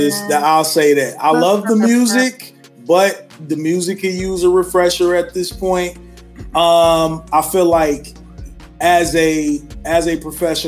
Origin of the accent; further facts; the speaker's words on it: Chicago, Illinois, United States; now in Phoenix, United States; my hometown heroes, the Bulls